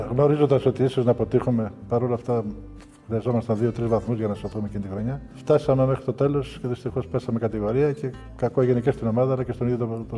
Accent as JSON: {"language": "Greek", "area": "60 km outside Munich", "region": "Bavaria", "country": "Germany", "tie": "born or raised there", "also_born_or_lived": "United States", "moved": "as an adult", "lives_now": "Greece", "said": "Εγώ μέναμε εκείνο το καιρό κάπου 60 χιλιόμετρα έξω από το Μόναχο. Ναι. Και καθημερινό από μικρό από τη Δευτέρα Δημοτικού έκανα αυτή το διαδρομή 60 χιλιομετρων"}